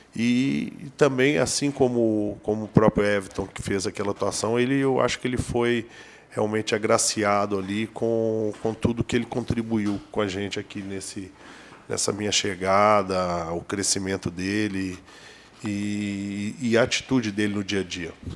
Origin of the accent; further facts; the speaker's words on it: Minas Gerais, Brazil; eu sou mineiro